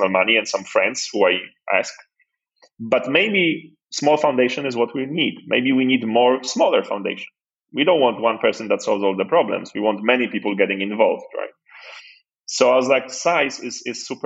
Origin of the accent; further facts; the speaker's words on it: Poland; moved away; also born or lived in Nigeria; I was born in Poland just after communism or like at the end of it.